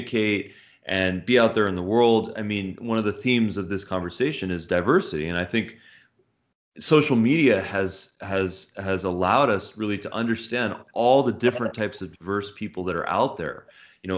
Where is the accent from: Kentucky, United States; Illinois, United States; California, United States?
California, United States; Los Angeles; also born or lived in Santa Monica; I grew up in the San Fernando Valley.